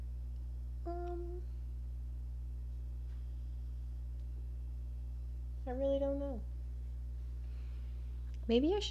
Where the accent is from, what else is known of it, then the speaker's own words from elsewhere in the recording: the Florida Keys, United States; moved away; not living in the Keys, growing up in the Keys